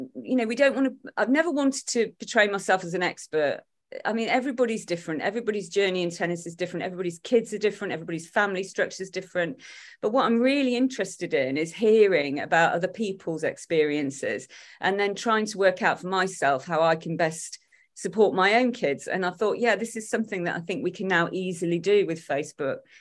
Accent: Derby, East Midlands, United Kingdom; accent: Derby; my Derby accent

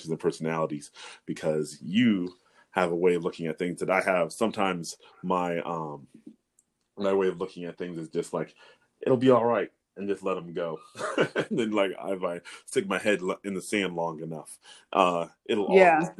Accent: North Carolina, United States; I grew up in North Carolina.

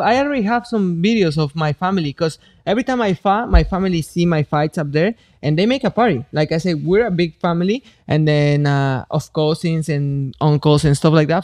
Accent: Mexico; moved away; I come from Mexico

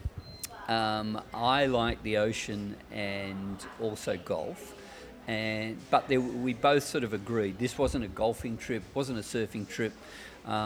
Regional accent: Australia; we're Australian. But she's different. She's South African Australian, and I'm Australian.

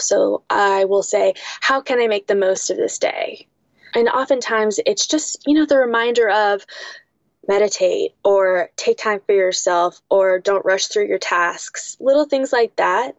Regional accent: West Coast, United States; growing up on the West Coast, that's where I'm from.

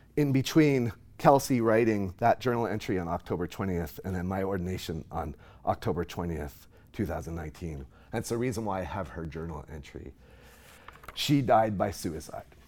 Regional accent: Nova Scotia, Canada; moved away as an adult; also born or lived in Knoxville, Tennessee; now in Texas, United States; I'm from Nova Scotia, on the east

